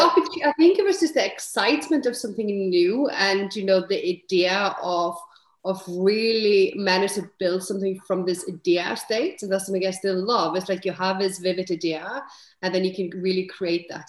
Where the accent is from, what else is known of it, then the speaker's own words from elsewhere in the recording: Iceland; moved away as an adult; also born or lived in London / Edinburgh; now in Netherlands; I am Icelandic. So, you know, I'm born and bred in Iceland, but I have lived, you know, and now I live in Netherlands, but I've lived, you know, in nine countries